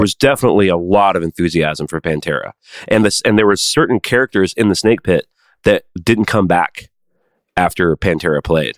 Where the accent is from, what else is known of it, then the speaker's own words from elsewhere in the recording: Nashville, Tennessee, United States; I'm from Nashville